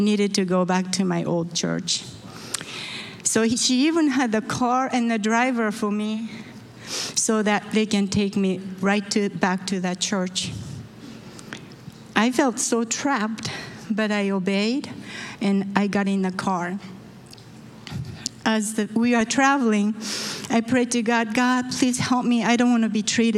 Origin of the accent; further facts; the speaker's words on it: Osaka, Japan; moved away; I was born in Osaka, Japan.